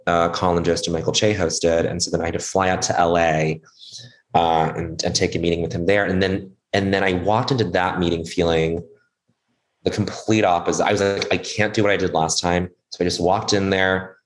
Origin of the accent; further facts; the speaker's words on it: Montreal, Quebec, Canada; now in United States; I grew up in Montreal.